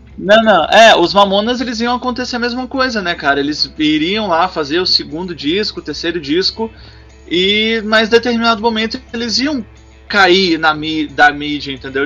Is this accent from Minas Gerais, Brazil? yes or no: yes; Minas Gerais, Brazil; do meu estado, que eu sou é, de Minas Gerais